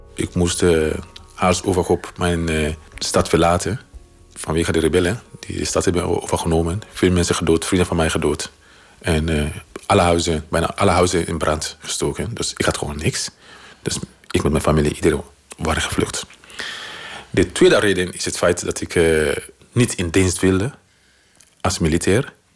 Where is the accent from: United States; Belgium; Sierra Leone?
Sierra Leone; Dutch is a second language; moved away as an adult; now in Netherlands; ik kom uit Sierra Leone